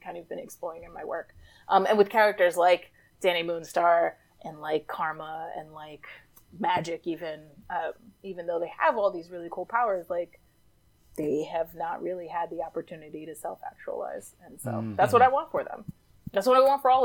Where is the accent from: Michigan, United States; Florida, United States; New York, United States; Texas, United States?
New York, United States; New York City; I grew up in New York City